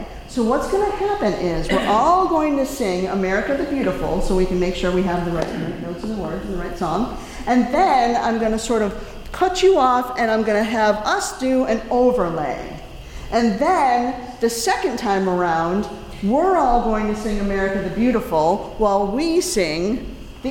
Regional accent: Northbridge, Massachusetts, United States; I'm actually from Northbridge, and I was on the Cultural Council in Northbridge for 6 years.

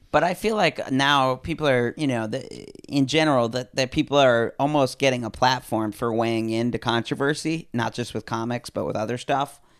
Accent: New Haven, Connecticut, United States; moved away; also born or lived in Lawndale / Hollywood; I'm from New Haven, Connecticut, which is, like, uh, I grew up in the, like, outskirts

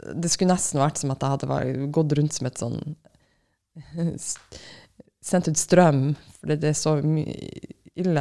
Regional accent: Finnmark, Norway; Jeg er fra Finnmark

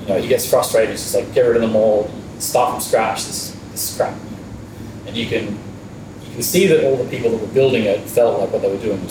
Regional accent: Byron Bay, New South Wales, Australia; moved away as an adult; also born or lived in Brisbane / Copenhagen; I grew up in Byron.

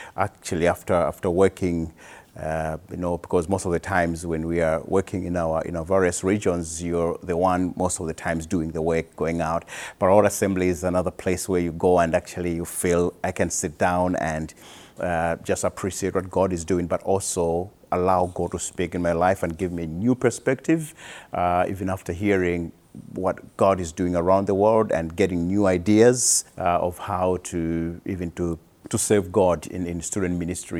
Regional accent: Malawi; I am from Malawi

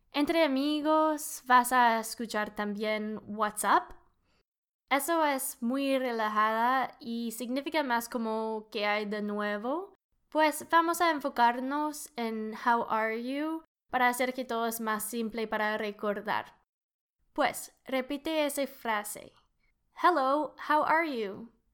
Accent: Canada; Spanish is a second language; I'm an engineer from Canada. soy ingeniera de Canadá. También puedo decir soy canadiense, I'm Canadian.

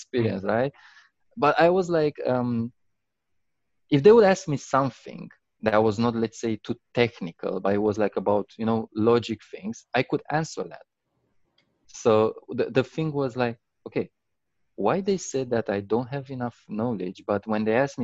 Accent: Romania; I'm originally from Romania

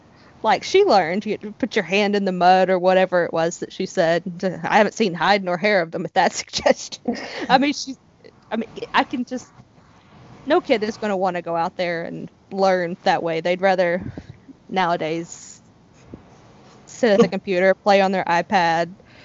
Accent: United States; I'm American.

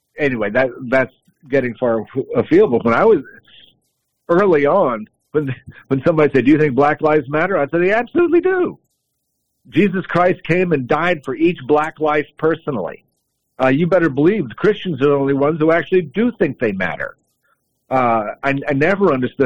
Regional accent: Montreat, North Carolina, United States; I grew up in Montreat, which is where the Grahams lived

